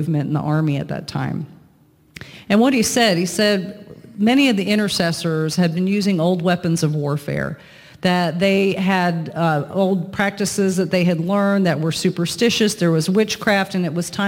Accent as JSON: {"language": "English", "town": "Lakeland", "region": "Florida", "country": "United States", "tie": "born or raised there", "said": "my hometown of Lakeland in Florida"}